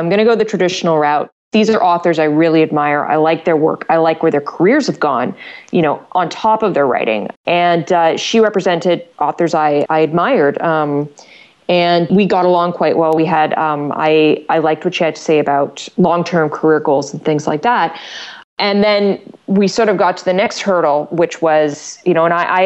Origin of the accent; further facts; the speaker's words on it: Canada; I'm Canadian